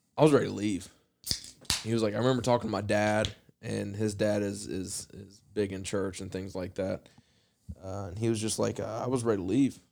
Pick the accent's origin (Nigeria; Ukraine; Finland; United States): United States; Appalachia; as a white kid growing up in Appalachia